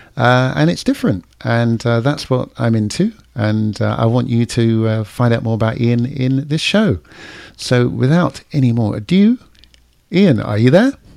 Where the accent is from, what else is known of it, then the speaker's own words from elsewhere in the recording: London, United Kingdom; accent: London; now in Florida, United States; I'm in Florida now, and people will, uh, f, still to this day, I, I slow down how I speak. I, I try and, you know, I've still got the London accent